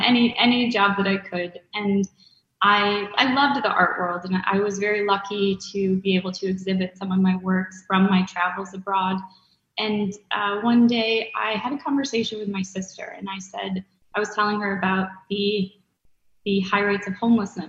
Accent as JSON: {"language": "English", "town": "Chicago", "region": "Illinois", "country": "United States", "also_born_or_lived": "Florida / Colorado / Georgia", "lives_now": "New York, United States", "said": "I say I'm from Chicago in a short answer, but my father was in the Navy and he was a pilot. So we moved around quite often growing up. So Florida, Colorado, Georgia, Chicago"}